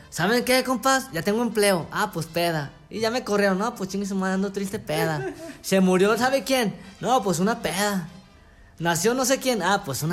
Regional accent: Aguascalientes, Mexico; aquí en de hecho Aguascalientes como tal somos de Aguascalientes

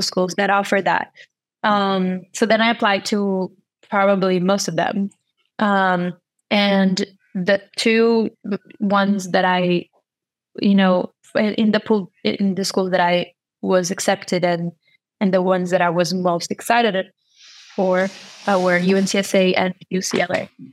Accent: São Paulo, Brazil; English is a second language; moved away as an adult; also born or lived in New York / North Carolina; I'm from uh, São Paulo, Brazil

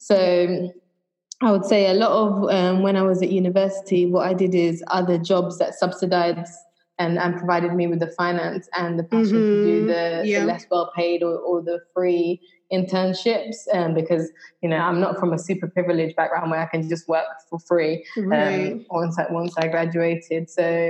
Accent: Trinidad & Tobago; born there; I was born in Trinidad and I used to go back and forth a lot. And sometimes my parents would take me snorkeling on the reef.

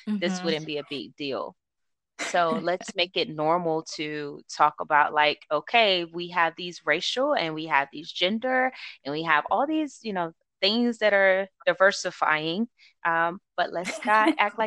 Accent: the South, United States; moved away; I go home and I am from the South, I see from where I came from

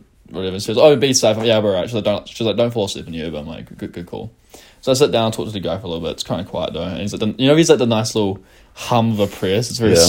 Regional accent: New Zealand; being a Kiwi and seeing the Auckland skyline

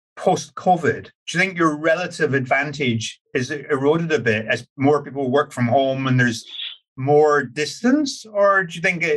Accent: Scotland, United Kingdom; now in London, United Kingdom; I'm from Scotland, which is our superior country, but I live in England with the English.

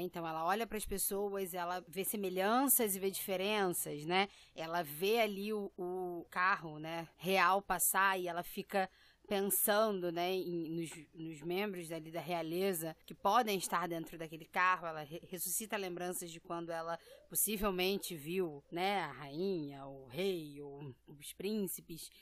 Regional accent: Brazil; also born or lived in Rio de Janeiro; eu nasci no Brasil

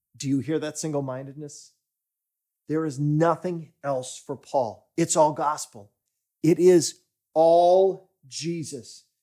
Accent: United States; now in Stockholm, Sweden; my home country, the U S

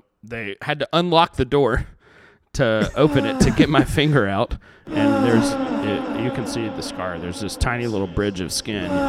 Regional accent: Pinson, Alabama, United States; also born or lived in Center Point; I grew up in Pinson. Pinson.

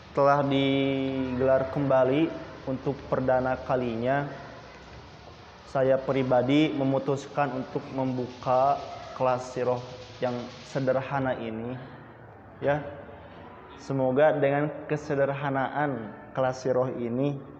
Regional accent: Indonesia; kita suku Sunda ini mempunyai asal keturunan, mempunyai budaya, mempunyai adat

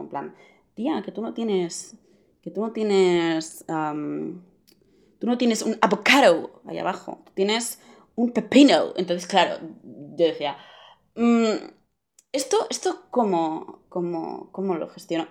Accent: Barcelona, Catalonia, Spain; tengo 16 años, soy de Barcelona

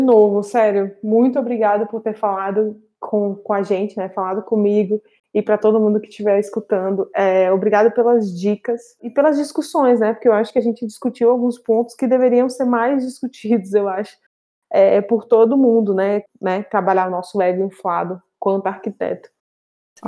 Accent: Brazil; now in Portugal; enquanto brasileiros

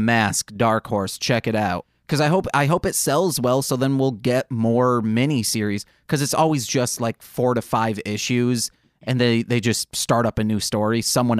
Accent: United States; as an American watching this

